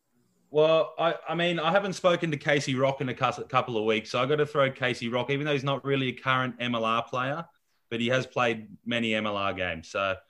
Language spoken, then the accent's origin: English; Australia; now in Los Angeles, United States